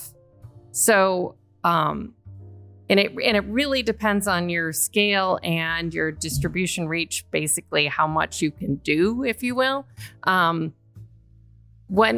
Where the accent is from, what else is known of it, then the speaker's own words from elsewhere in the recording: Chippewa Falls, Wisconsin, United States; moved away as an adult; also born or lived in Madison, Wisconsin; now in Virginia, United States; I'm from Chippewa Falls